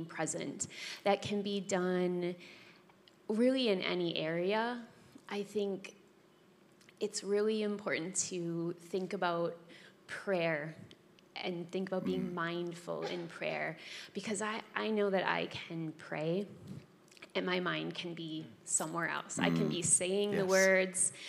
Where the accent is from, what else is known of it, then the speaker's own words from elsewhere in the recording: Wisconsin, United States; moved away; I am from Wisconsin